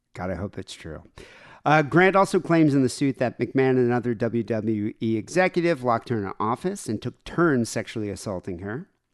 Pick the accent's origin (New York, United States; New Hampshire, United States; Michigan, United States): Michigan, United States; I grew up in Michigan